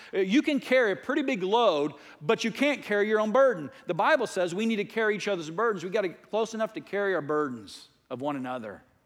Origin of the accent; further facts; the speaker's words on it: United States; I was raised as a strong American. I'm an American